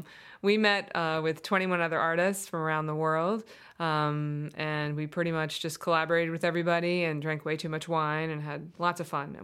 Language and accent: English; Colorado, United States; Yeah, I mean, I came from Colorado, and I used to remember just taking like 2-3 hour hikes and then coming home and writing on the weekends after my job all week